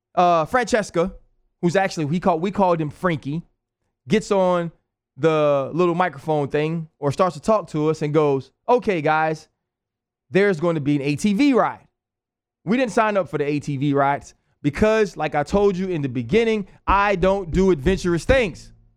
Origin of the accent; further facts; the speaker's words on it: New Orleans, Louisiana, United States; moved away; also born or lived in Pittsburgh; I'm from New Orleans